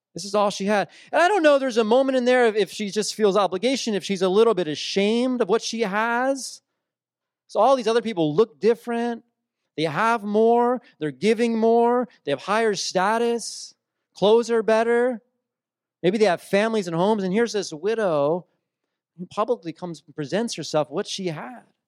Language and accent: English; New Jersey, United States; I grew up in South Jersey, uh, on the shore